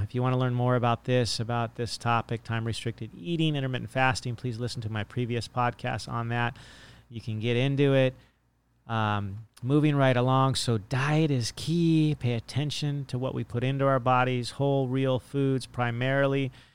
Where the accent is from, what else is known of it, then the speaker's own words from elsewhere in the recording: Monterey Bay, California, United States; now in Hawaii, United States; I grew up in the Monterey Bay, and there was nothing but fields